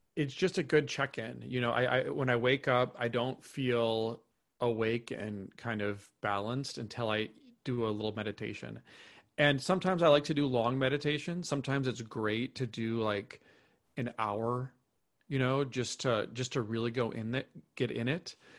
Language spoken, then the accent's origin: English; Minnesota, United States; moved away as an adult; also born or lived in New York City / Topanga, California; now in Austin, United States; I grew up in Minnesota, uh, lived there for, you know, grew, grew up there, um, moved to New York City, uh, in twenty twelve